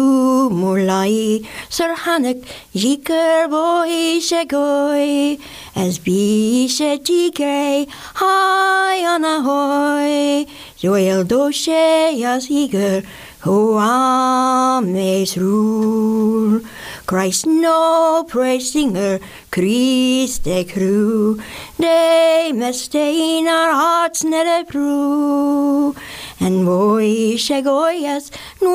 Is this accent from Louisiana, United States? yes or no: yes; New Orleans, Louisiana, United States; moved away; I grew up in New Orleans, and I started doing art when I was very young